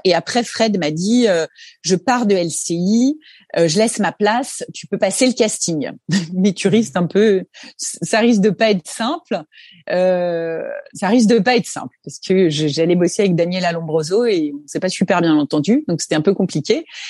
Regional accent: Haute-Savoie, Auvergne-Rhône-Alpes, France; moved away as an adult; also born or lived in Annemasse / Belgium; j'ai grandi en Haute-Savoie, dans un petit bled qui s'appelle euh, Saint-Sergue. Euh, je suis arrivée là-bas à l'âge de 5 ans. Je suis née en Haute-Savoie aussi à Annemasse

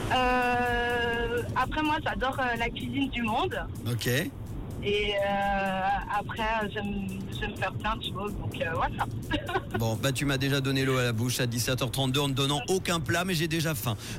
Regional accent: Switzerland; chez nous en Suisse

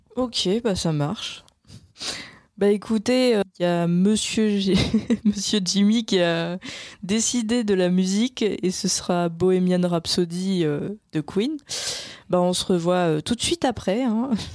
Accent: Caen, Normandy, France; moved away; je viens de Caen

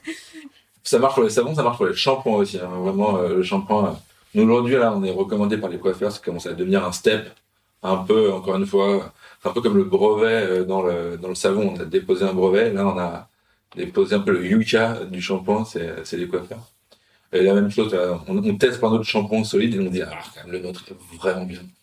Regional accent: Paris, Île-de-France, France; now in Marseille, France; en tant que Parisien

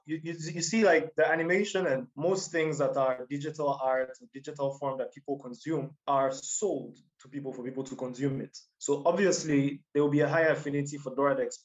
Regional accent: Ghana; as a Ghanaian

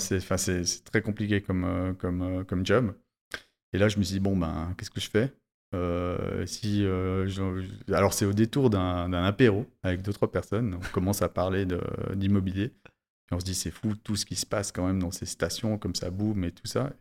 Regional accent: Valais, Switzerland; en tant que bon valaisan

